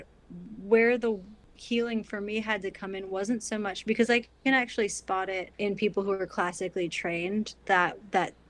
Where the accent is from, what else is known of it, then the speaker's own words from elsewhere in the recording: Troy, Michigan, United States; moved away as an adult; also born or lived in New York; I grew up in the Midwest